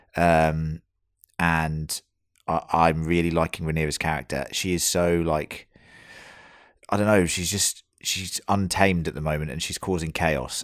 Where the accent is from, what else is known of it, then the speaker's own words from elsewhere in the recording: United Kingdom; now in Australia; as we are all British